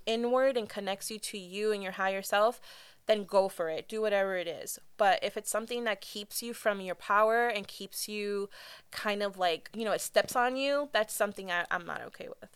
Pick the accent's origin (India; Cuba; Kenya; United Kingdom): Cuba; I'm from Cuba